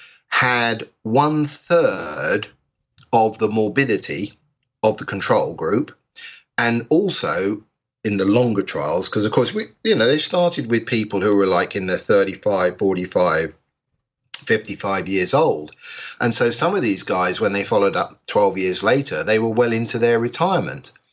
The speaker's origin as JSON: {"language": "English", "region": "England", "country": "United Kingdom", "said": "here in England, I'm English"}